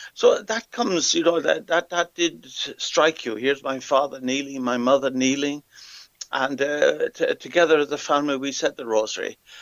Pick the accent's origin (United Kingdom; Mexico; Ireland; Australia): Ireland; Athlone, Leinster; moved away as an adult; also born or lived in Africa; I come from Athlone. Um, I was born and reared here